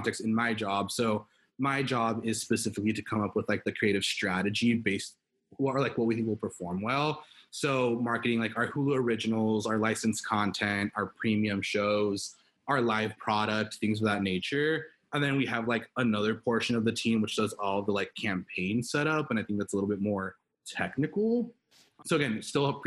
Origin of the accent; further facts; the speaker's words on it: Los Angeles, California, United States; born and raised in Los Angeles, California